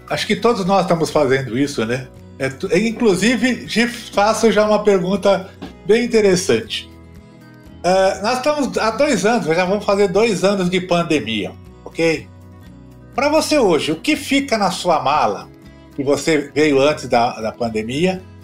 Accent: São Paulo, Brazil; also born or lived in Piracicaba; Eu sou da Moca

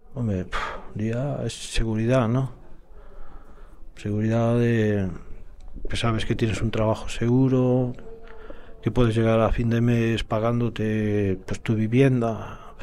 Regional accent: A Coruña, Galicia, Spain; soy natural de A Coruña

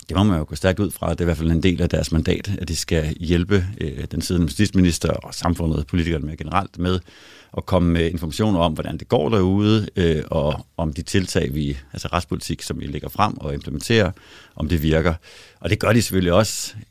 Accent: Denmark; now in Sweden; jeg er jo en dansker i Sverige og en svensker i Danmark

